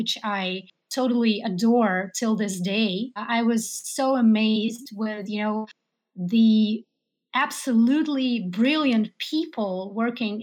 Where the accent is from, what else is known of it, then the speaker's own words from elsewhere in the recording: Saint Petersburg, Russia; also born or lived in Seattle, Washington, United States; Later, I returned back to Russia, to my hometown. It's St. Petersburg